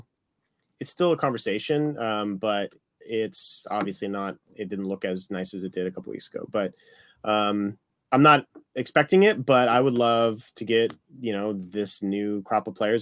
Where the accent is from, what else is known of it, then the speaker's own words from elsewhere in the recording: Santa Barbara, California, United States; also born or lived in Detroit; So even though I grew up in Southern California, Detroit's always been, you know, a home, a second home, an original home, being born there.